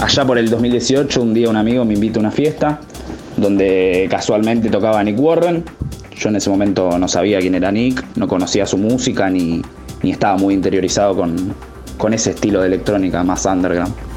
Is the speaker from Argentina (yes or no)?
yes; Buenos Aires, Argentina; tengo 22 años, soy de Buenos Aires, soy DJ y productor